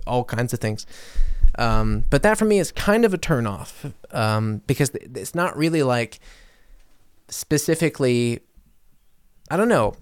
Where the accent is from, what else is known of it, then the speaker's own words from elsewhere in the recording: United States; now in Germany; as American in Germany